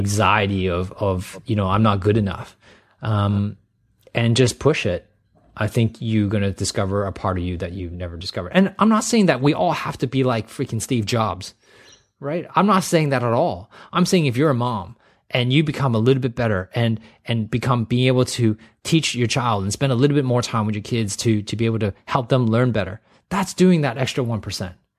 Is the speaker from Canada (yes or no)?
yes; Canada; I grew up in Canada